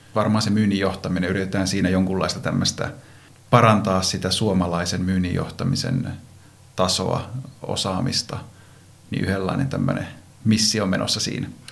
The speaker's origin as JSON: {"language": "Finnish", "town": "Iisalmi", "region": "North Savo", "country": "Finland", "tie": "born or raised there", "also_born_or_lived": "Vaasa", "moved": "as an adult", "lives_now": "Helsinki metropolitan area, Finland", "said": "Vaasassa synnyin ja tuolla Savossa Iisalmessa nuoruuteni elin"}